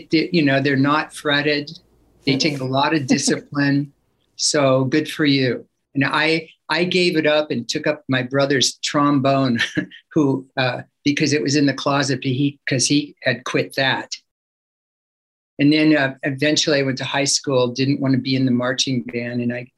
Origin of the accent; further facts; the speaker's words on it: Oakland, California, United States; born there; Well, I was born in Oakland, and then we lived there and in that area until I was about 5 years old.